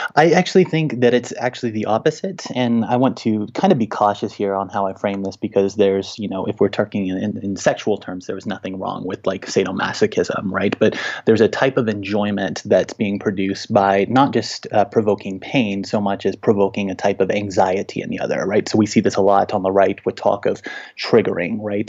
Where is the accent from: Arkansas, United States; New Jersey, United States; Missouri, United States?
Arkansas, United States; Little Rock; now in Denver, United States; I grew up in Little Rock, Arkansas, in very Christianized Republican territory